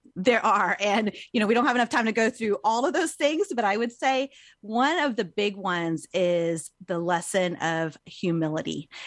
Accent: United States; I grew up here in America, but I am Chinese American.

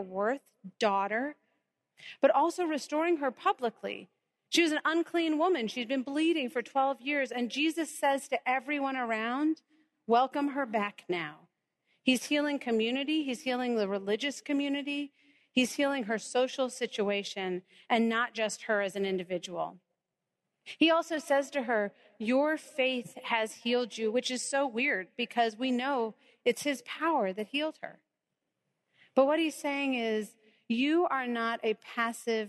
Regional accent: North Carolina, United States; that town where I grew up in North Carolina

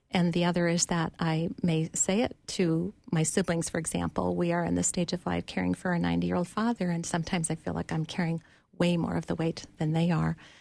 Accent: Duluth, Minnesota, United States; now in Bloomington, United States; I grew up in Duluth, and when I was entering high school, my family moved down to Minneapolis

